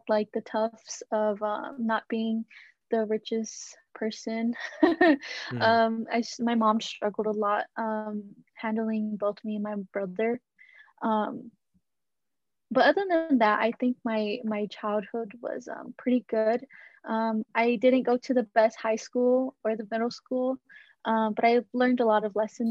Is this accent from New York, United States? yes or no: no; Dallas, Texas, United States; I was born in Dallas, Texas, born and raised